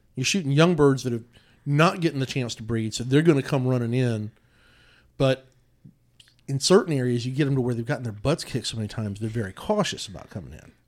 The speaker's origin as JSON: {"language": "English", "town": "Odessa", "country": "United States", "tie": "born or raised there", "said": "I grew up in Odessa, it was just full of turkeys"}